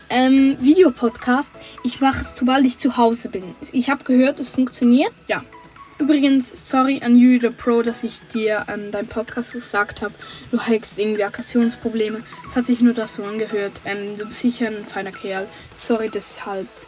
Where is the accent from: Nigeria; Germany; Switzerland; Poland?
Switzerland; St. Gallen; born there; Aus der Schweiz. Also ich bin in der Schweiz geboren. Ich sage jetzt mal, in der Schweiz haben wir statt Bundesländer, Kantone und ich bin im Kanton St. Gallen geboren.